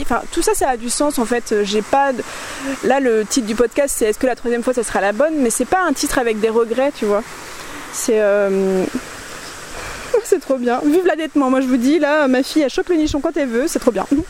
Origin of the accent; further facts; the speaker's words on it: Nantes, Pays de la Loire, France; moved away; moi je suis nantaise en fait à la base